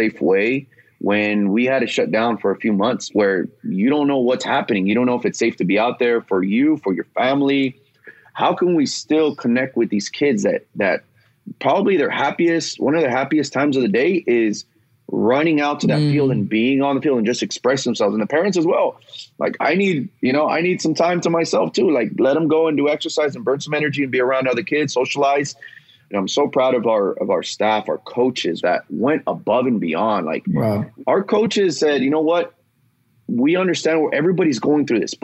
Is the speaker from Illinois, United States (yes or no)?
no; Los Angeles, California, United States; I grew up playing in the San Fernando Valley